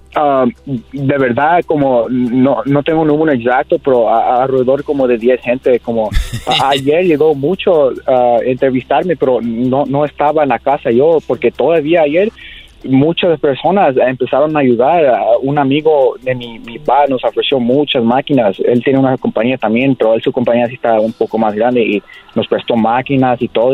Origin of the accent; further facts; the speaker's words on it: Whittier, California, United States; yo nací aquí en ah, California, Los Ángeles, eh, en, la ciudad de Whittier